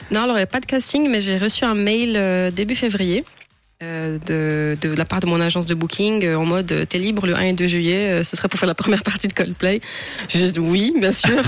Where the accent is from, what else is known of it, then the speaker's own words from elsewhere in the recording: Romandy, Switzerland; en tant que romande